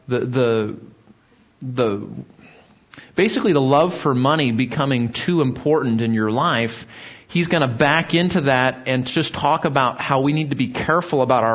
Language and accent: English; Southern California, United States; where I grew up in Southern California